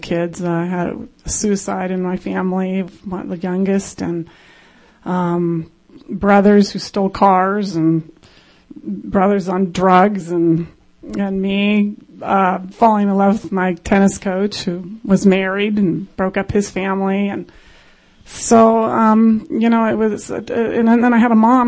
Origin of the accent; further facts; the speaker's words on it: San Diego, California, United States; moved away as an adult; now in Greece; San Diego girl.